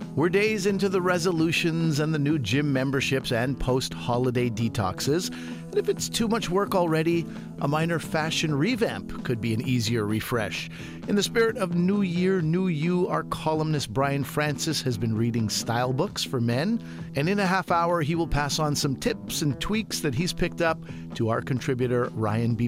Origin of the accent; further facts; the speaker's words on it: Montreal, Quebec, Canada; I grew up in Montreal